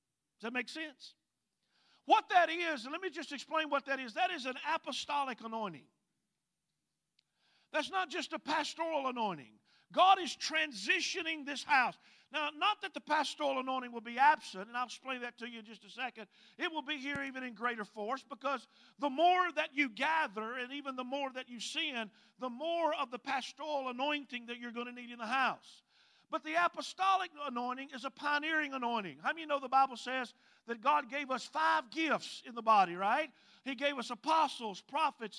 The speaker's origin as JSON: {"language": "English", "region": "Mississippi", "country": "United States", "accent": "Mississippi", "moved": "yes", "lives_now": "Hawaii, United States", "said": "My accent goes way back into the deep woods of Mississippi"}